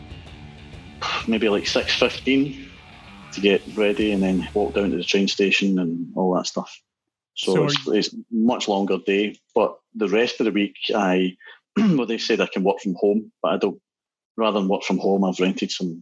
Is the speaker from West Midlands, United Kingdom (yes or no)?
no; Glasgow, Scotland, United Kingdom; from Glasgow